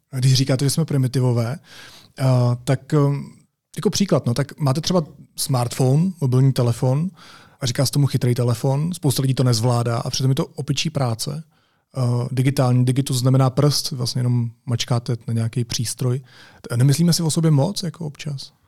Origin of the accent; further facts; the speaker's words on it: Czechia; my jako Češi